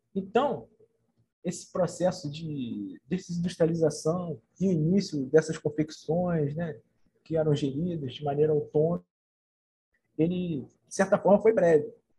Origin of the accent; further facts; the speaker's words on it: Nova Friburgo, Rio de Janeiro, Brazil; moved away as an adult; also born or lived in Niterói; nascido e criado em Nova Friburgo